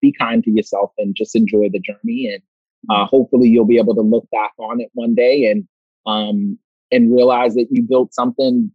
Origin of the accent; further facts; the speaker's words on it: New York City, New York, United States; I'm a kid from Brooklyn.